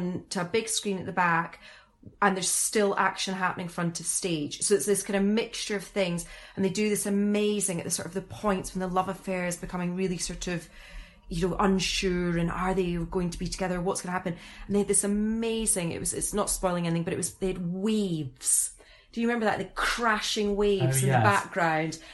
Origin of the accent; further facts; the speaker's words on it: Scotland, United Kingdom; as a Scottish person